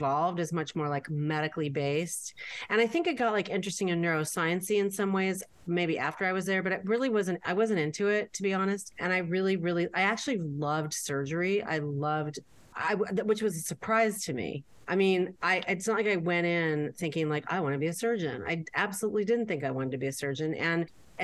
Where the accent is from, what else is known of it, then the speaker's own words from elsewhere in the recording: Beverly Hills, California, United States; I grew up here in Beverly Hills